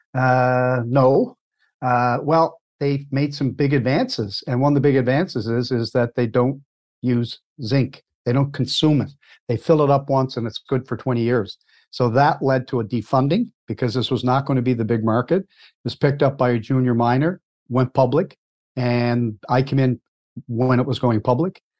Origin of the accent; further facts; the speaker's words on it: Cape Breton Island, Nova Scotia, Canada; also born or lived in Halifax, Nova Scotia; I was born and raised in Cape Breton Island, Nova Scotia